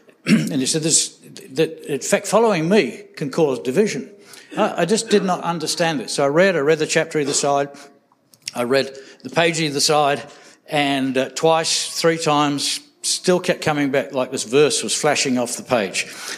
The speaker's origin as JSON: {"language": "English", "region": "England", "country": "United Kingdom", "said": "I came from England, and so I wrote to my dad"}